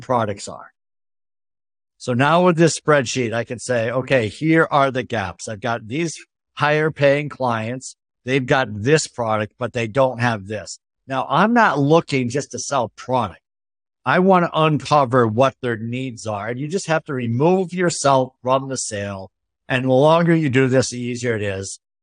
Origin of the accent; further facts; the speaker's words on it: Northeast, United States; I come from the Northeast